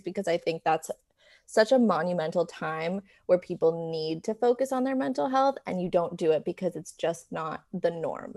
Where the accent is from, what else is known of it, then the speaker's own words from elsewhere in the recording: New York, United States; moved away as an adult; now in Los Angeles, United States; So, I am originally from New York. I grew up there and then moved to L A when I turned eighteen for college.